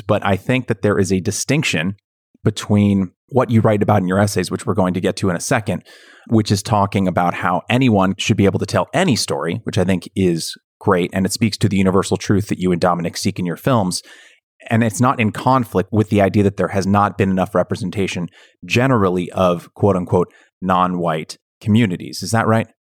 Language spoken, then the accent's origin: English; Bay Area, Northern California, United States; I grew up in Northern California, in the Bay Area